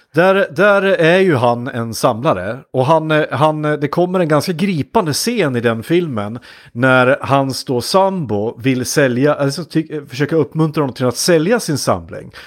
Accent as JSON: {"language": "Swedish", "town": "Hudiksvall", "region": "Gävleborg County", "country": "Sweden", "said": "jobbade en sommar hos ett kommunalt bostadsbolag där jag kom eh, ifrån Hudiksvall"}